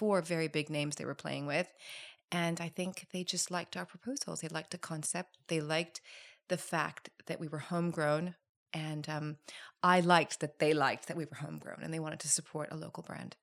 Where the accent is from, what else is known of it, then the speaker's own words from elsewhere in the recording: Thailand; I'm from Thailand